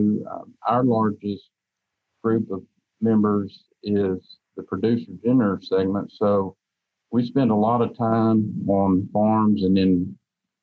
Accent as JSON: {"language": "English", "town": "Ramer", "region": "Tennessee", "country": "United States", "tie": "born or raised there", "said": "I grew up in Raymer, Tennessee, which is in McNairy County"}